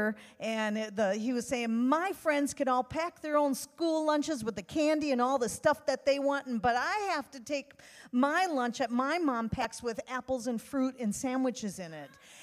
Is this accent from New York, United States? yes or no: no; Wisconsin, United States; moved away as an adult; also born or lived in Monterrey, Mexico; now in San Antonio, United States; there's an accent. We come from Wisconsin